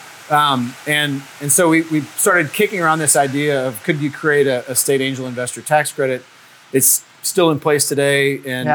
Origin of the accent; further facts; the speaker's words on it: Lake Charles, Louisiana, United States; also born or lived in California; now in Baton Rouge, United States; I'm from Lake Charles, Louisiana originally